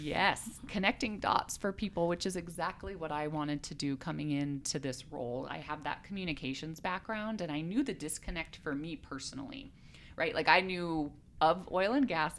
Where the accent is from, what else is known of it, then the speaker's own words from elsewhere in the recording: Colorado, United States; moved away as an adult; also born or lived in South Korea; I'm originally from Colorado. I love this state. I grew up here